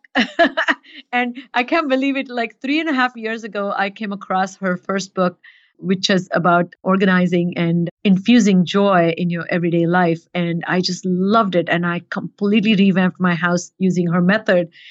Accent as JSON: {"language": "English", "country": "India", "tie": "born or raised there", "moved": "yes", "said": "growing up in India"}